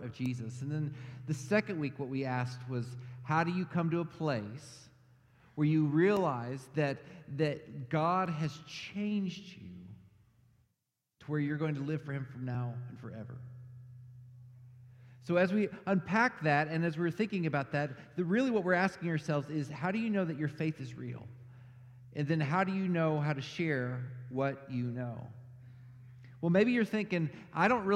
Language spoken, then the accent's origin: English; Texas, United States; moved away; I grew up in Texas, which is not technically the South